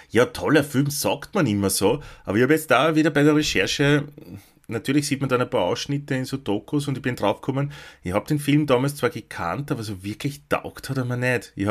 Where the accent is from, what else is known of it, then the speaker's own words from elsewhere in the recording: Lower Austria, Austria; in dem Ort wo ich aufgewachsen bin, natürlich keine gegeben, sondern im nächstgrößeren, in Krems.